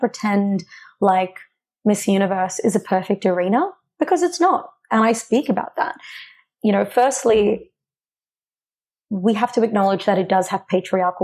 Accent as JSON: {"language": "English", "town": "Greenvale", "region": "Victoria", "country": "Australia", "tie": "born or raised there", "said": "I was born and raised in Greenvale"}